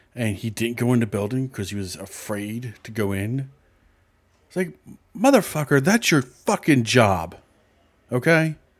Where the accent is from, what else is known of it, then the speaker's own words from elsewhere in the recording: Philadelphia, Pennsylvania, United States; I grew up in Philadelphia